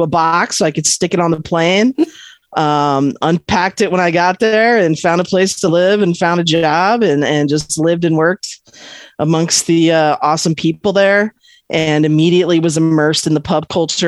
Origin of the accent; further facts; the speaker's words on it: Cypress, California, United States; moved away; also born or lived in Long Beach, California; I grew up in Southern California in a little sleepy Orange County town called Cypress